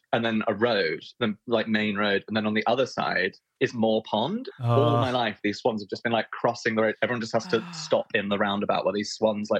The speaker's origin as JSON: {"language": "English", "town": "Bishop's Waltham", "region": "South East England", "country": "United Kingdom", "tie": "born or raised there", "said": "I was raised in Bishop's Waltham, which is in the south in Hampshire."}